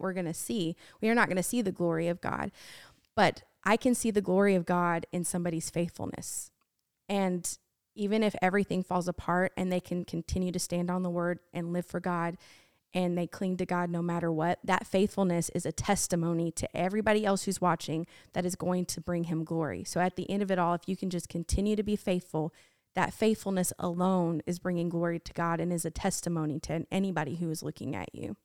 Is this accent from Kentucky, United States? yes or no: no; Washington, United States; I grew up in Washington State